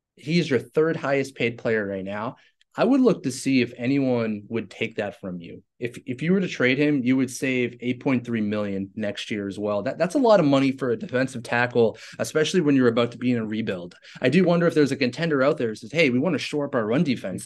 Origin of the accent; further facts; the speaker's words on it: Boston, Massachusetts, United States; accent: Boston; My weird Boston accent